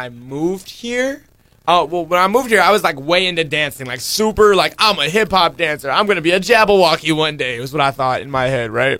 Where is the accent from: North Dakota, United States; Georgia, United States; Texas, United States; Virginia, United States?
Texas, United States; now in Hawaii, United States; I came from Texas. Okay. I've lived there for about 12 years of my life. I think I've lived here about 6 years consecutively in Hawaii